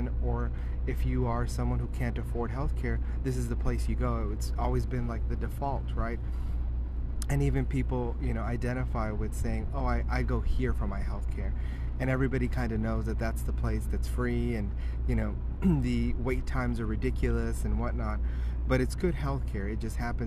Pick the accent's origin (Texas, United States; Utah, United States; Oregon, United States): Texas, United States; also born or lived in Mexico; growing up in Texas